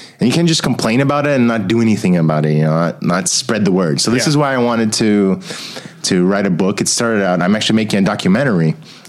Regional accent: Brasília, Federal District, Brazil; now in United States; Like, I'm from Brasilia, which is the capital of Brazil, and not at all a touristy city

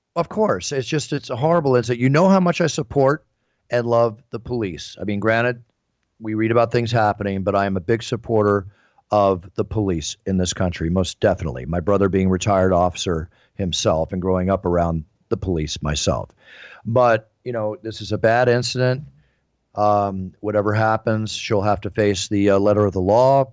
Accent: Philadelphia, Pennsylvania, United States; moved away; also born or lived in Dallas; I was raised a lot many years in my hometown, which I consider, which is Philadelphia

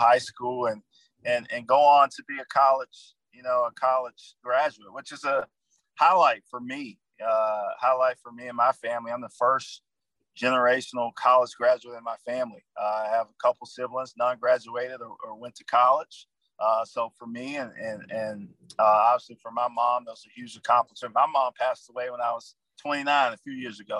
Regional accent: Edgefield, South Carolina, United States; moved away; Born and raised in a small town, Edgefield, South Carolina

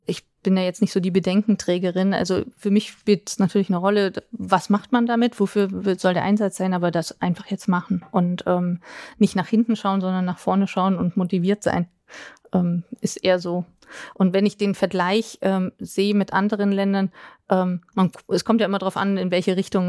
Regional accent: Berlin, Germany; also born or lived in near Dietenhofen, Bavaria; now in Dietenhofen area, Germany; für mich als Berliner Pflanze

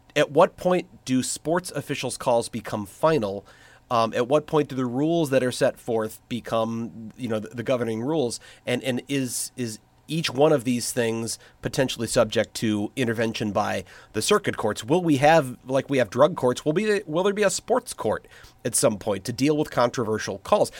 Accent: St. Louis, Missouri, United States; moved away; I grew up in Saint Louis

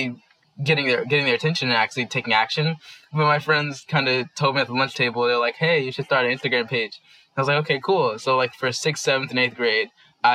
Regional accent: Washington, District of Columbia, United States; moved away as an adult; now in New York City, United States; I was born and raised in Washington, D.C.

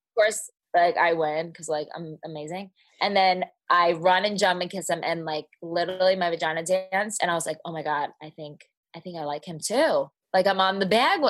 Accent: New Jersey, United States; accent: Jersey; now in Dallas, United States; I grew up in Jersey

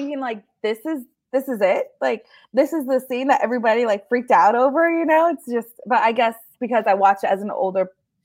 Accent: Modesto, California, United States; I live in the suburban of Modesto

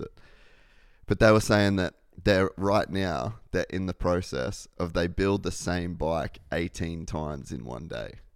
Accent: Australia; I'm Australian

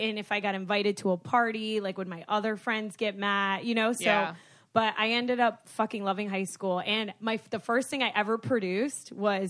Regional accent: Broward County, Florida, United States; I was from Broward County.

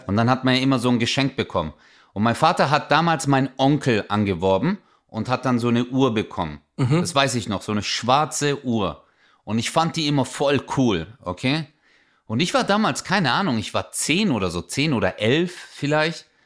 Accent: Germany; Ich so, Deutschland

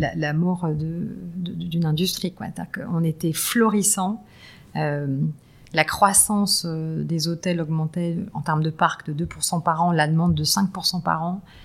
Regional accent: lycée at Enghien-les-Bains, Île-de-France, France; J'ai grandi en banlieue nord euh, euh, avec un papa ingénieur

